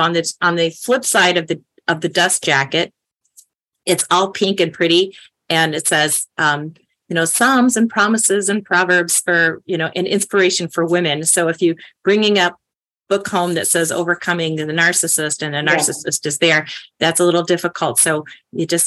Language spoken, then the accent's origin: English; Chicago, Illinois, United States; I'm from Chicago